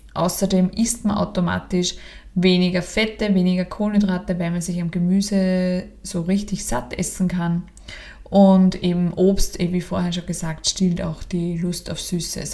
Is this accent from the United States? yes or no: no; Austria; bei uns in Österreich